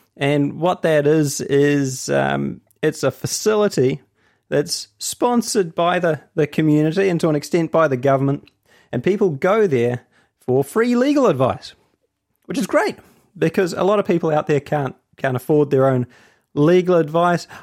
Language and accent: English; Hamilton, Waikato, New Zealand; I'm from Hamilton.